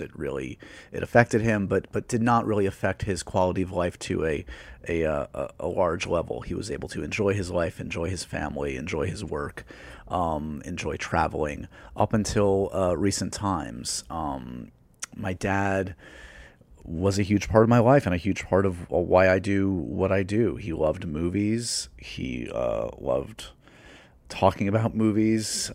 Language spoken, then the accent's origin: English; New York, United States; growing up in New York